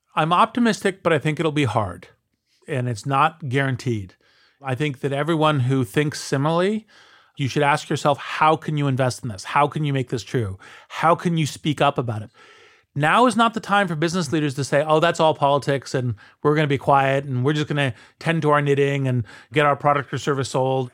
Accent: United States; speak as an American

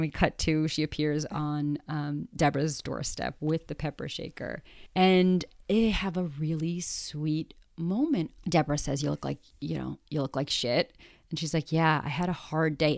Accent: New York, United States; also born or lived in Los Angeles; I am a New Yorker

